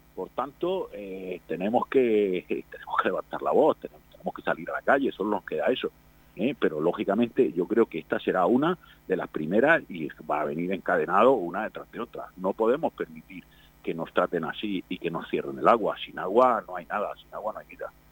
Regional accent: Spain; Somos ciudadanos de este país. Somos españoles

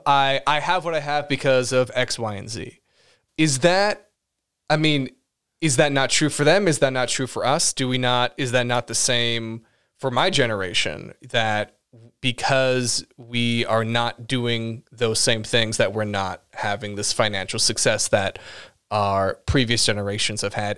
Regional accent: Los Angeles, California, United States; I was born in Los Angeles

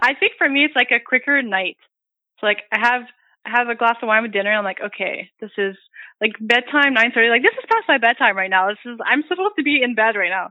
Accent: Hearst, Ontario, Canada; moved away; I'm from Northern Ontario. I'm from Hearst.

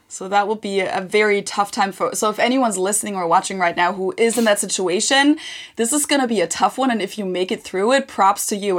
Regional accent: Germany; English is a second language; growing up in Germany

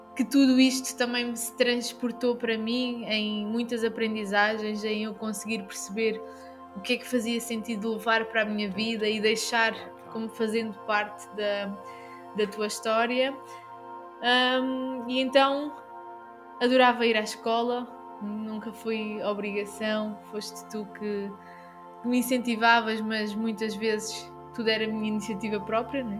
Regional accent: Algarve, Portugal; nós estamos aqui e somos né, do Algarve.

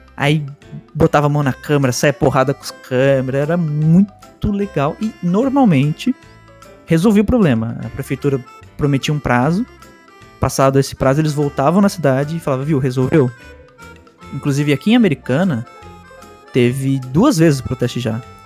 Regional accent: Bogotá, Colombia; now in Brazil; eu morei na Colômbia. Minha infância foi lá, em Bogotá

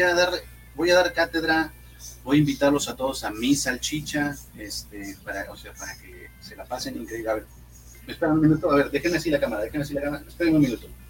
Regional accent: Monterrey, Nuevo León, Mexico; soy comediante, soy de Monterrey

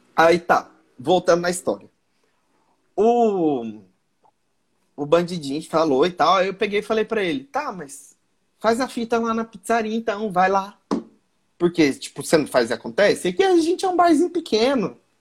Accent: Mato Grosso, Brazil; Eu sou do Mato Grosso sou comediante.

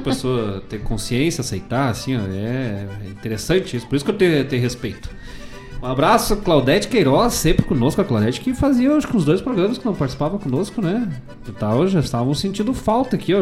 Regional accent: Bom Jesus, Rio Grande do Sul, Brazil; moved away; Bom Jesus, lá na minha cidade natal, lá nas, nos campos de cima da serra

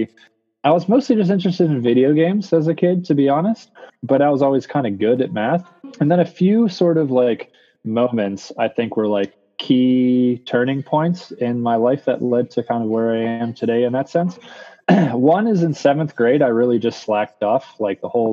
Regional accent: Bethel Park, Pennsylvania, United States; I grew up in Bethel Park, Pennsylvania

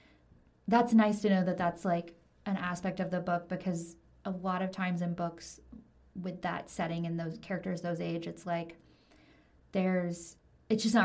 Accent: the South, United States; I grew up in the South in like a very like evangelical Christian household

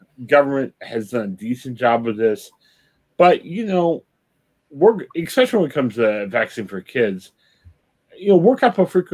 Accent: United States; also born or lived in Columbus, Ohio; We're American

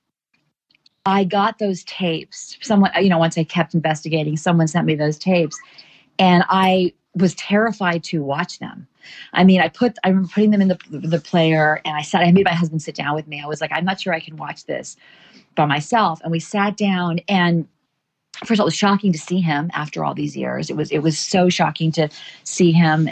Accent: Charleston, South Carolina, United States; moved away; This was my hometown, my school, people I cared about, my story.

